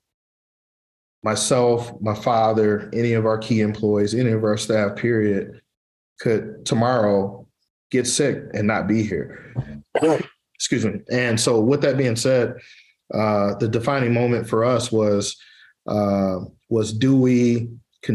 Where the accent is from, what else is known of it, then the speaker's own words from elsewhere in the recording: Pontiac, Michigan, United States; I was born and raised in Pontiac, Michigan